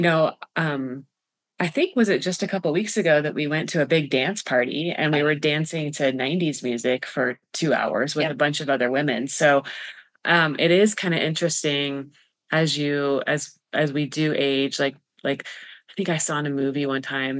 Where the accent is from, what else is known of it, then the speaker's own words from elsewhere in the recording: Colorado, United States; also born or lived in Kansas; I grew up in Colorado